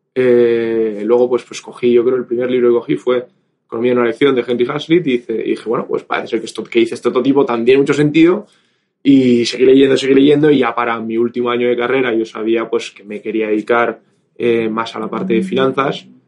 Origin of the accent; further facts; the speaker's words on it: Bilbao, Basque Country, Spain; moved away; also born or lived in Madrid; originalmente soy de Bilbao